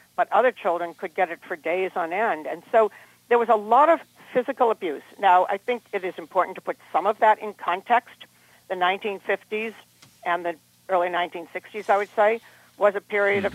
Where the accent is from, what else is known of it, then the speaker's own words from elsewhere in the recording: Harvard, Massachusetts, United States; also born or lived in Cambridge, Massachusetts; the main house where I grew up out in Harvard, is a Benedictine monastery